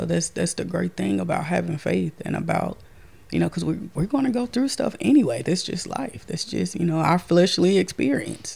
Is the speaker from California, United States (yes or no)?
no; Castor, Louisiana, United States; I'm from Castor, Louisiana.